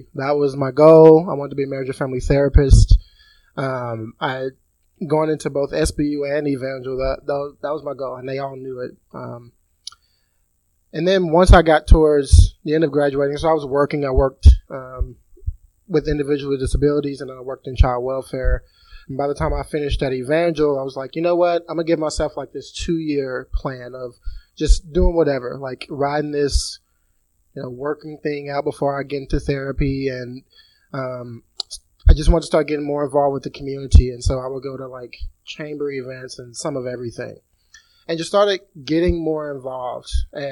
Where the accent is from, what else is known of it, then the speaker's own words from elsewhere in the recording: Ruston, Louisiana, United States; moved away as an adult; also born or lived in Southwest Missouri; now in Missouri, United States; I'm originally from Ruston, Louisiana